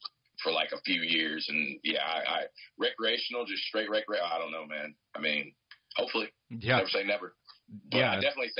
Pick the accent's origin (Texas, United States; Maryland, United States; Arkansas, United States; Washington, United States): Texas, United States; I'm from Texas.